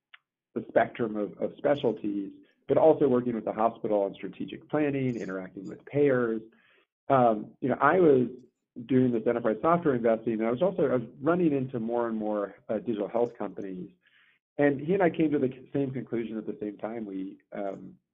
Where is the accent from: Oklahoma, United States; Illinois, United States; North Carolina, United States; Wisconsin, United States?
North Carolina, United States; born or raised there; also born or lived in Johannesburg, South Africa